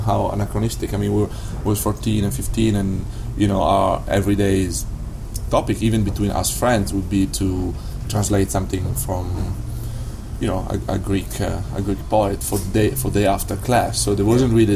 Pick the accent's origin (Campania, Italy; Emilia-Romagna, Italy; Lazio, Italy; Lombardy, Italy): Emilia-Romagna, Italy; Parma; English is a second language; now in New York, United States; I'm from Parma.